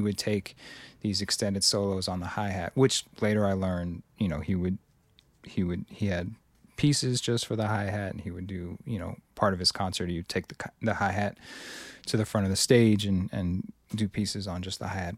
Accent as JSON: {"language": "English", "town": "Cambridge", "region": "Massachusetts", "country": "United States", "tie": "born or raised there", "said": "I grew up primarily in Cambridge."}